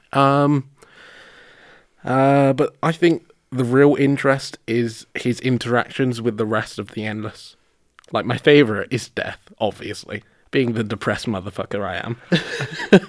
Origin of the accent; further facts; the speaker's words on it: London, United Kingdom; fucking Londoner I am